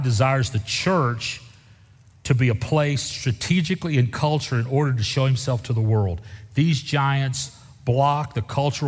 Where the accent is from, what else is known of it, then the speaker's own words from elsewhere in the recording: Deep South, United States; I grew up in the Deep South, and I remember my home church voting on whether or not to accept black people into the congregation